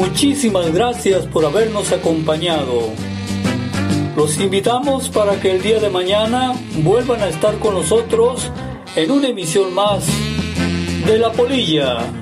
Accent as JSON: {"language": "Spanish", "town": "Los Mochis", "region": "Sinaloa", "country": "Mexico", "tie": "born or raised there"}